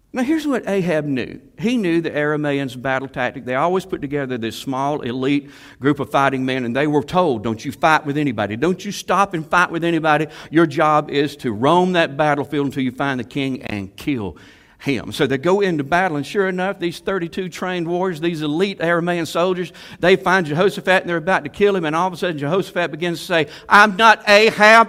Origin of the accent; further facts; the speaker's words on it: Salem, United States; I was raised in Salem